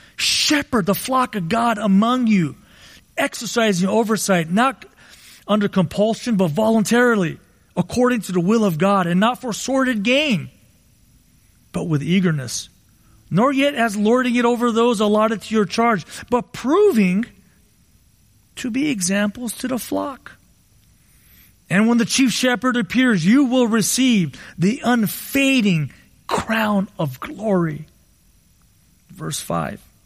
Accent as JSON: {"language": "English", "region": "Southern California", "country": "United States", "tie": "born or raised there", "said": "I grew up in Southern California"}